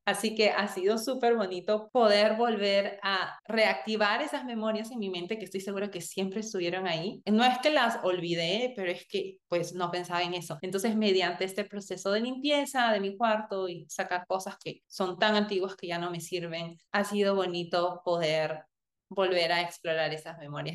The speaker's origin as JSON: {"language": "Spanish", "country": "Peru", "tie": "born or raised there", "also_born_or_lived": "United States", "moved": "as an adult", "said": "yo nací y crecí en Perú"}